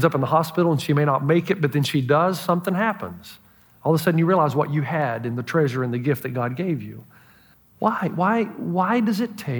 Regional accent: Elizabeth, New Jersey, United States; from somebody back in Elizabeth in my hometown of a classmate that died

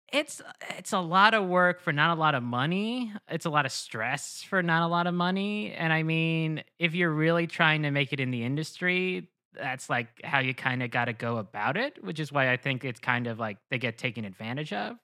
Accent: New Jersey, United States; also born or lived in Lehigh Valley, Pennsylvania / Queens, New York; I'm from New Jersey

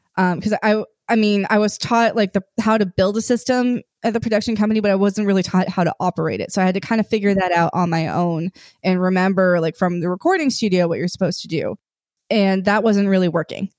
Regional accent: Silicon Valley, California, United States; moved away as an adult; also born or lived in New Mexico; I grew up in Silicon Valley

